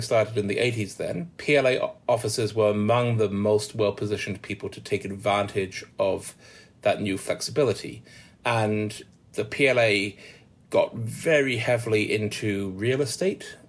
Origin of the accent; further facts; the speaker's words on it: Manchester, North West England, United Kingdom; I'm from Manchester